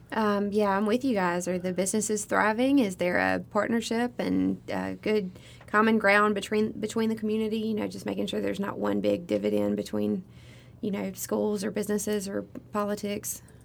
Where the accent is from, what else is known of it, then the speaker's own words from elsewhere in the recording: United States; I grew up in Knightsbridge County